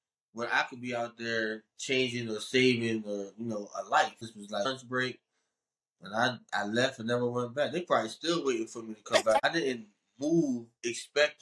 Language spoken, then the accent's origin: English; Chester, Pennsylvania, United States; also born or lived in Delaware; now in Philadelphia, United States; I am from Chester